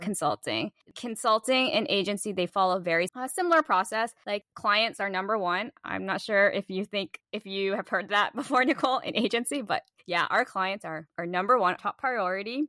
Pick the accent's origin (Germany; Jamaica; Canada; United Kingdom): Canada; Toronto, Ontario; moved away; also born or lived in Tokyo, Japan; I'm from Toronto too